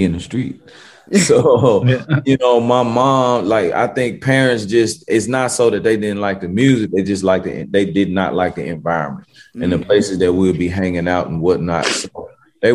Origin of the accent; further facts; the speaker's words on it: Memphis, Tennessee, United States; also born or lived in Cordova, Tennessee; I'm from South Memphis